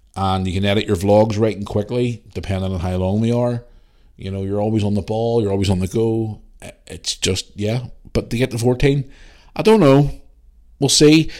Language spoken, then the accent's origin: English; Belfast, Northern Ireland, United Kingdom; I'm from Belfast.